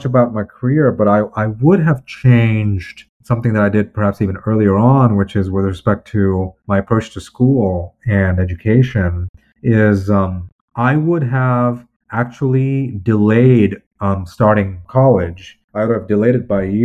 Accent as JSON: {"language": "English", "country": "United States", "said": "I'm an American"}